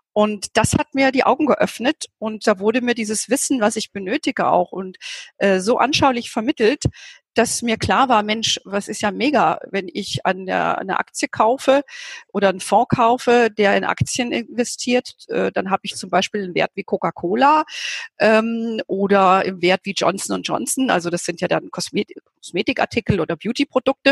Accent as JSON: {"language": "German", "region": "Hesse", "country": "Germany", "tie": "born or raised there", "moved": "yes", "lives_now": "Bavaria, Germany", "said": "ich bin ja lebe ja hier in Bayern und komme ja gebürtig aus Hessen."}